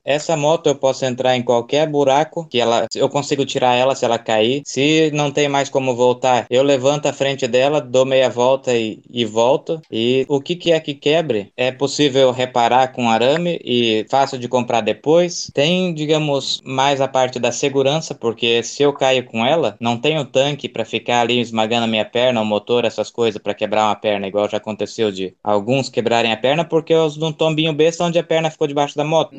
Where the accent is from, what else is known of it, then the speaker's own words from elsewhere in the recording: Brazil; moved away as an adult; vim lá do Brasil